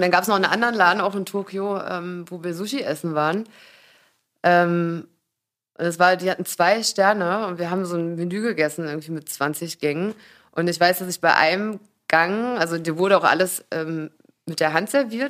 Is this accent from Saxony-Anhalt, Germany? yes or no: yes; Magdeburg, Saxony-Anhalt, Germany; now in Berlin, Germany; ich komme ja eigentlich aus Magdeburg, aber vor 17 Jahren hierher gezogen